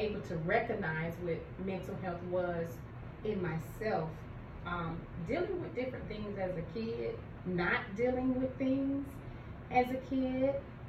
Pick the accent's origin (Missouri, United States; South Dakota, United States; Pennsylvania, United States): Pennsylvania, United States; now in Atlanta, United States; I'm originally from Pennsylvania. I'm not from Georgia originally, but my mom is, so she brought us here.